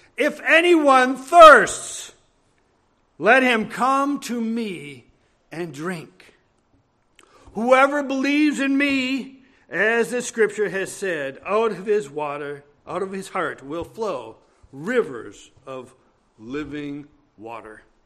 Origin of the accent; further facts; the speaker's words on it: Brainerd, Minnesota, United States; I was in Brainerd, my hometown, my mother's hometown